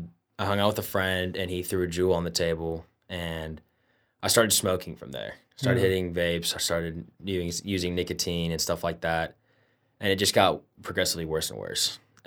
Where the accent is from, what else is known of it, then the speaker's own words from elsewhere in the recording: Indianapolis, Indiana, United States; Indianapolis, Indiana.